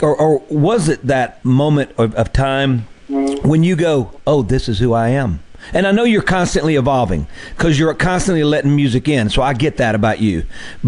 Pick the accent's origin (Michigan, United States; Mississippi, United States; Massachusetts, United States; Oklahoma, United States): Mississippi, United States; Mississippi Delta, United States; where I grew up in the Mississippi Delta